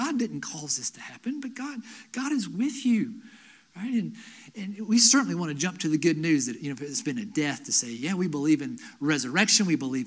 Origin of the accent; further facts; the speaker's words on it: Asheville, North Carolina, United States; also born or lived in Lenoir, North Carolina; I grew up in Asheville. Moved to Lenoir between my freshman year of high school and my sophomore year of high school